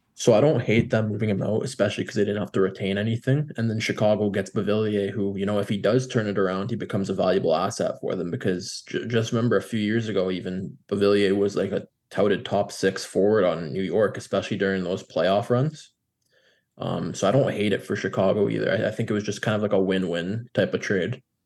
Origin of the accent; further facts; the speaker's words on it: Canada; as a Canadian